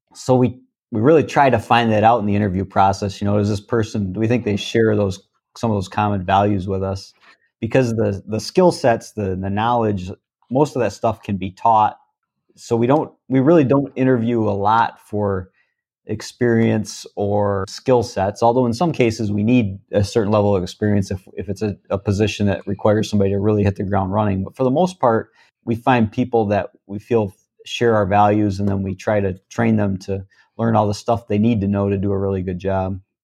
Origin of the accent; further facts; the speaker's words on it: Vassar, Michigan, United States; also born or lived in Lapeer, Michigan / Otisville, Michigan; I actually grew up in Vassar